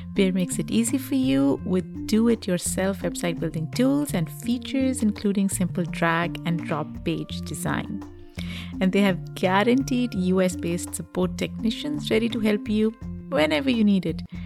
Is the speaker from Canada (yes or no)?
no; Pakistan; moved away as an adult; now in United States; growing up in Pakistan